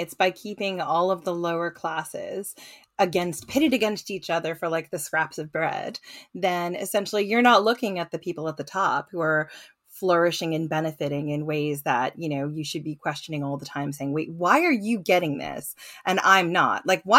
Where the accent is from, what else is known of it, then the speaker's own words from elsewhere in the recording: United States; I'm either too aggressive as an American or too apologetic.